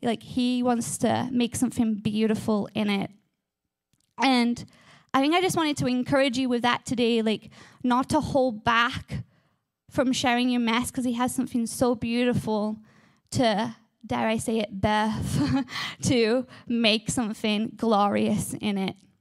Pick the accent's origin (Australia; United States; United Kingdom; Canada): United Kingdom; England; I am from England. I have this amazing, beautiful accent, and in England, we love our gardens.